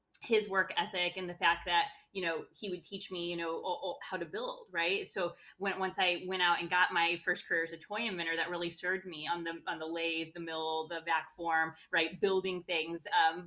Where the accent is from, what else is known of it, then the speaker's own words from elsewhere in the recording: Midwest, United States; also born or lived in London, United Kingdom / New York, United States; now in Chicago, United States; that hard work ethic that you kind of do get from growing up in the Midwest